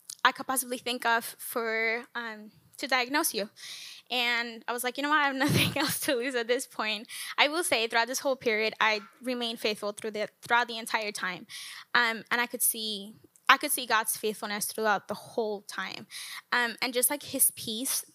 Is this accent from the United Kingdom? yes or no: no; Colombia; moved away as an adult; now in United States; I am from Colombia